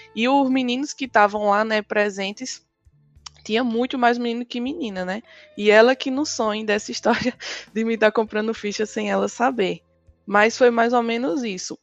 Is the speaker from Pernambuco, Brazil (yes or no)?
yes; Surubim, Pernambuco, Brazil; sou do interior da cidade de Surubim, no, no Agreste Pernambucano